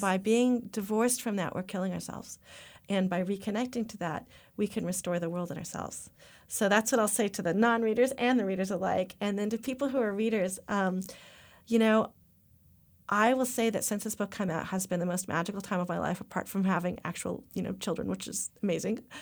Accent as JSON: {"language": "English", "town": "Topanga", "region": "California", "country": "United States", "tie": "born or raised there", "said": "I grew up in Topanga"}